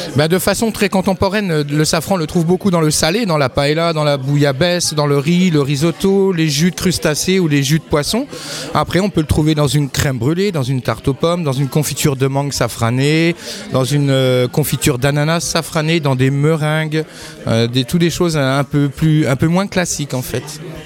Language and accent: French; Neufchâteau, Grand Est, France; also born or lived in Plombières-les-Bains; Je suis Vosgien d'origine, je viens de la plaine de Neufchâteau